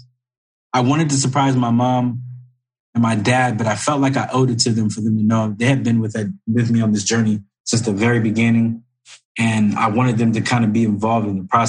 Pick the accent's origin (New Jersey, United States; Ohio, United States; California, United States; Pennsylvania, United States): California, United States; Corona; I grew up in Corona, California